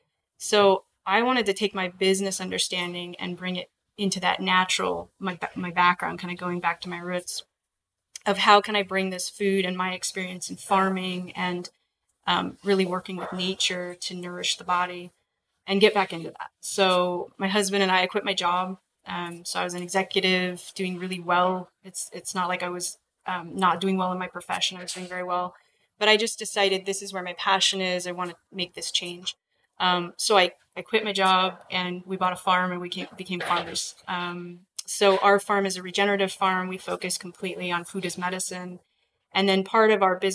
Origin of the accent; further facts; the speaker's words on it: Alaska, United States; I was born and raised in Alaska.